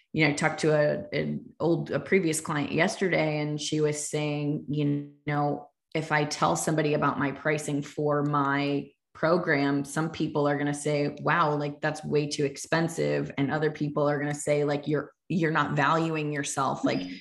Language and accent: English; Fairfield County, Connecticut, United States; growing up in Fairfield County, Connecticut